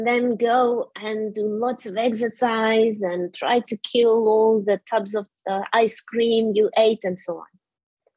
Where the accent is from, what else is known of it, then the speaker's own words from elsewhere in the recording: Portugal; moved away as an adult; now in United Kingdom; I'm originally from Portugal. My parents are also Portuguese, and I came to the UK when I was 23